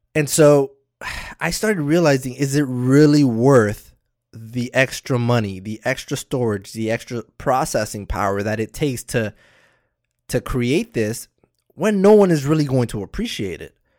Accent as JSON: {"language": "English", "town": "Miami", "region": "Florida", "country": "United States", "said": "I'm from Miami. I'm all the way in the East Coast"}